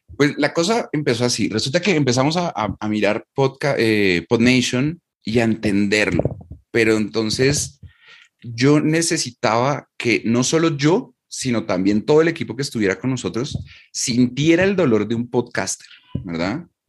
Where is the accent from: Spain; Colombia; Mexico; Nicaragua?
Colombia; yo vivo y soy de Colombia